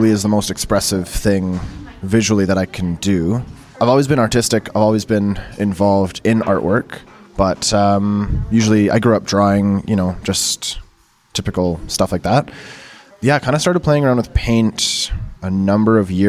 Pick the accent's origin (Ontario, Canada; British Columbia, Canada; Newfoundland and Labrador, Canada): British Columbia, Canada; Abbotsford; moved away; also born or lived in Calgary; I grew up in Vancouver, right? Abbotsford, actually, I should say Abbotsford, but I was in Vancouver a lot as a kid